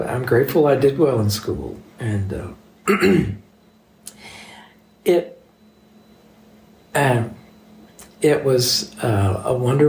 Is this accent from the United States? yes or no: yes; Texas, United States; my hometown is where Texaco started